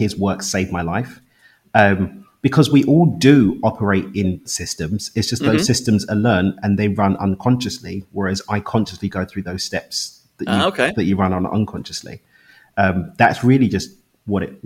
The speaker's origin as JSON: {"language": "English", "region": "London", "country": "United Kingdom", "accent": "London", "moved": "as an adult", "lives_now": "Cabo San Lucas, Mexico", "said": "I actually live in Cabo in Mexico, but I'm from East London in the UK. But I moved to Mexico 3 years ago."}